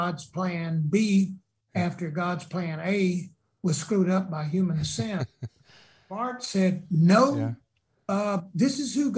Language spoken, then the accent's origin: English; South Carolina, United States; I'm from South Carolina